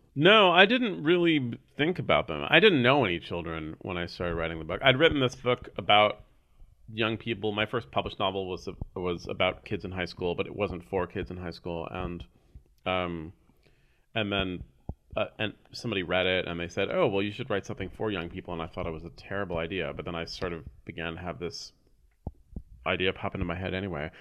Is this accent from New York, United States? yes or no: no; San Francisco, California, United States; I grew up here in San Francisco, born and raised